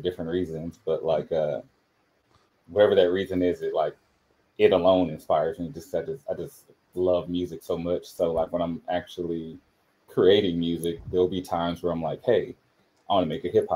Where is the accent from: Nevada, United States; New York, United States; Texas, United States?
Texas, United States; New Orleans; moved away; I'm from New Orleans